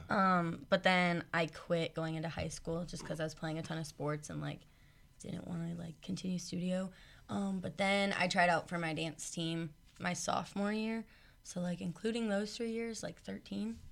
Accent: Louisville, Nebraska, United States; moved away; I'm from Louisville, Nebraska

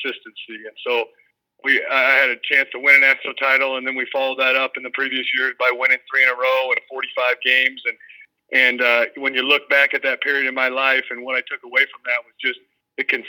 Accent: Ames, Iowa, United States; my hometown, you know, college team, grew up loving Cyclones, grew up 5 minutes from Jack Trice Stadium

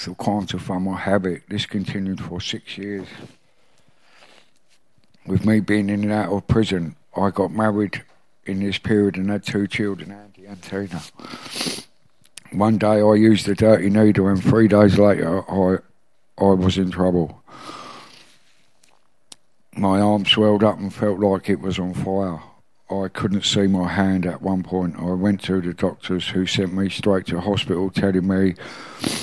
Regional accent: Maidstone, South East England, United Kingdom; I was born in Maidstone in 1966

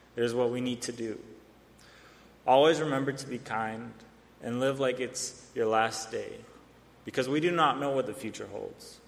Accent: Arizona, United States; I come from the Salt River Pima Maricopa Indian community in Arizona

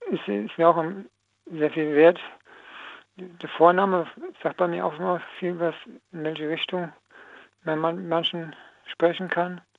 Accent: Koblenz, Rhineland-Palatinate, Germany; Nee, nee, ich sag nur, ich komme aus Koblenz.

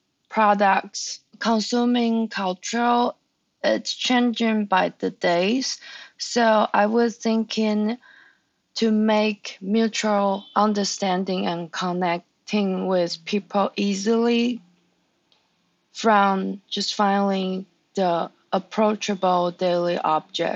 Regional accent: Taiwan; English is a second language; moved away; I'm from Taiwan.

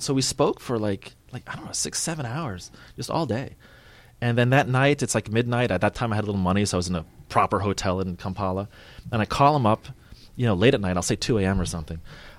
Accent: Long Island, New York, United States; moved away as an adult; now in Uganda; I'm from Long Island

